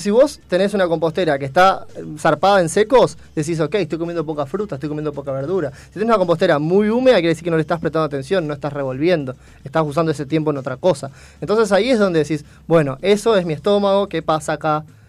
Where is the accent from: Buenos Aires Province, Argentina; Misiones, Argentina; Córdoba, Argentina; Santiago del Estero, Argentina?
Misiones, Argentina; Posadas; Soy de Posadas Misiones.